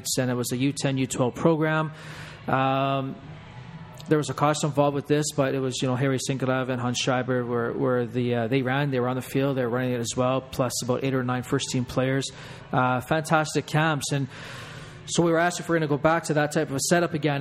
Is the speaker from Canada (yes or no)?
yes; Canada; I am Canadian